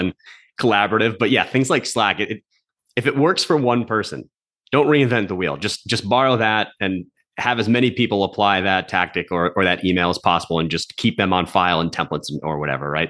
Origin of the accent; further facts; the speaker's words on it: New Jersey, United States; now in Boston, United States; I'm from New Jersey, grew up in North Jersey. I'm a New York sports fan living in Boston